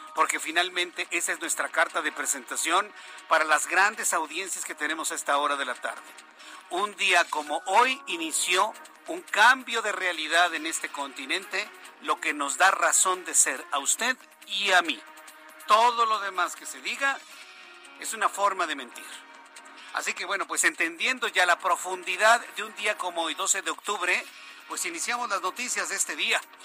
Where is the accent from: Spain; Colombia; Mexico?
Mexico; como mexicanos